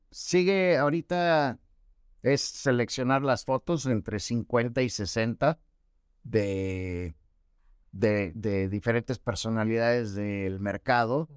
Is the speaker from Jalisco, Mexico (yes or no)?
no; Mexico City, Mexico; moved away as an adult; now in Mérida, Mexico; llevo 17 años viviendo en Mérida, pues vengo de la Ciudad de México